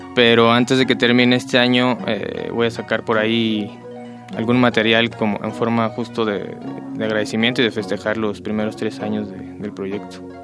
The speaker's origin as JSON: {"language": "Spanish", "region": "Michoacán", "country": "Mexico", "said": "música de mi tierra"}